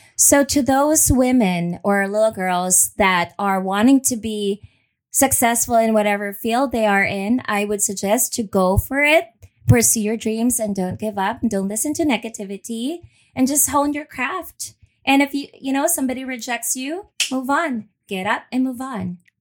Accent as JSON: {"language": "English", "town": "Manila", "region": "Metro Manila", "country": "Philippines", "tie": "born or raised there", "also_born_or_lived": "Los Angeles, United States", "moved": "as an adult", "lives_now": "Houston, United States", "said": "Born and raised in Manila, Philippines."}